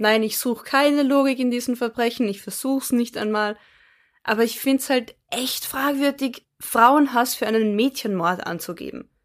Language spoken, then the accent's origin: German; Austria; Bei uns in Österreich